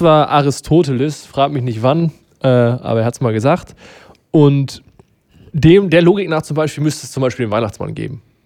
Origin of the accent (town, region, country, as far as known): Germany